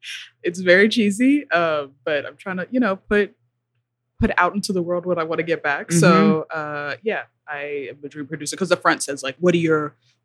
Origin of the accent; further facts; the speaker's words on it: Kentucky, United States; I'm not from there, but I went to school there. Mm-hmm. I'm from mostly from Kentucky.